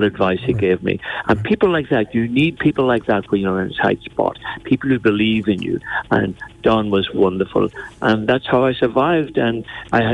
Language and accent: English; Silverbridge, Northern Ireland, United Kingdom; my accent militated against me, being born and reared in South Armagh.